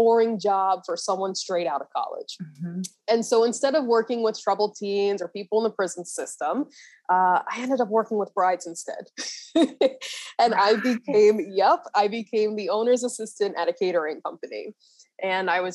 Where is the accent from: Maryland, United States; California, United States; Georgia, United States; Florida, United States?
Maryland, United States; I was born and raised in Maryland.